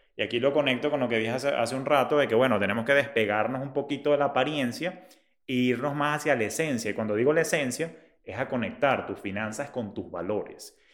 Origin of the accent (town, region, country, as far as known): Venezuela